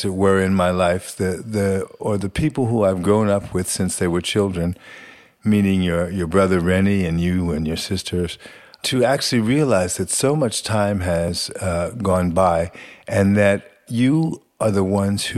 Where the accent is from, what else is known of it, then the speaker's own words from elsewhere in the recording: New York City, New York, United States; moved away as an adult; also born or lived in England; now in Sweden; born and raised in New York City, and traveled to Europe on my own at age 18 and began living abroad